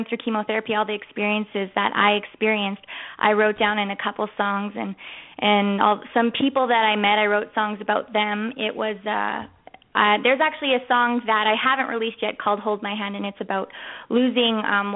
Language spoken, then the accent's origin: English; Canada; also born or lived in Las Vegas / Beaumont, Alberta; I grew up in Canada